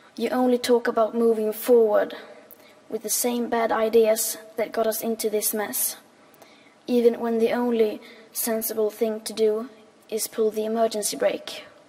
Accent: Sweden; 15 years old and I'm from Sweden

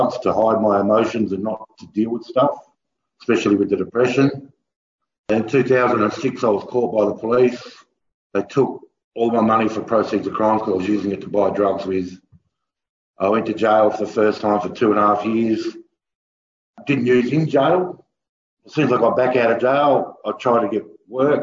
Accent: Kalgoorlie, Western Australia, Australia; also born or lived in Buchanan; I was born in Buchanan, but raised in Kalgoorlie.

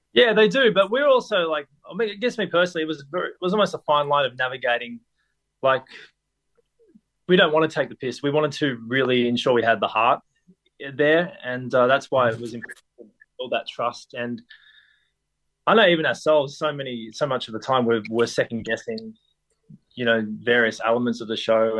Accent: Bendigo, Victoria, Australia; now in Melbourne, Australia; coming to Melbourne from growing up in Bendigo

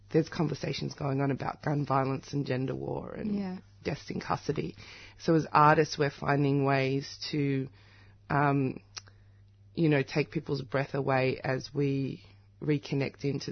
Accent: Australia; my parents were displaced, came as political refugees from South Africa. When I'm in South Africa, I love it, but I'm Australian

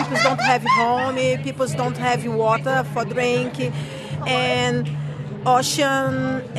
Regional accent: Brazil; English is a second language; moved away; I'm here because I'm from Brazil

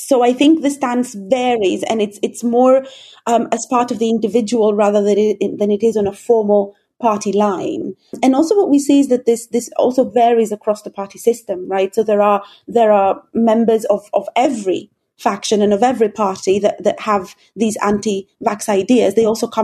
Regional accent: Greece; now in United Kingdom; I live and work in the UK, but I'm originally from Greece

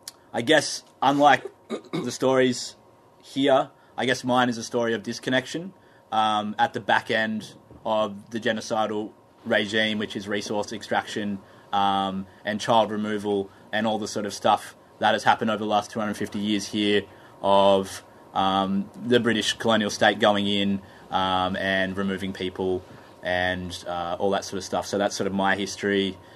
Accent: Taree, New South Wales, Australia; moved away as an adult; also born or lived in Newcastle, New South Wales / Narrabri, New South Wales; Wiradjuri. I grew up on Biripi country, Taree. I spent the last 10 years mostly on Awabakal and Warramai country, which is Newcastle, the world's biggest coal port, and then going up into Gomeroi, Kamilaroi country

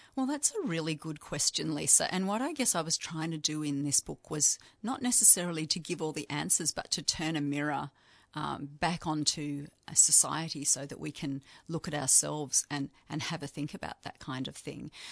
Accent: Yarra Valley, Victoria, Australia; now in Canberra, Australia; I'm from the Yarra Valley, but I live in Canberra

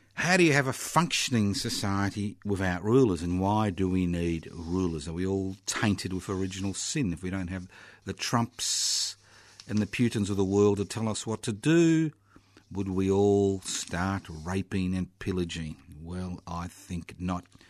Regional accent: Australia; I was born in Australia, not the United States of America

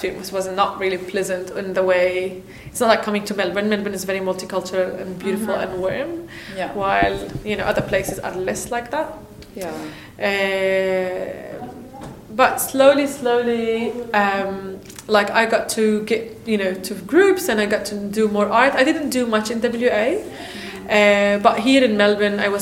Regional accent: Palestine; moved away as an adult; now in Australia; I'm from Palestine

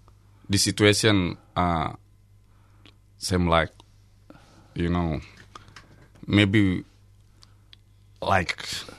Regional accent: Jayapura, Papua, Indonesia; English is a second language; moved away; also born or lived in Jakarta; I'm from Jaipura, original.

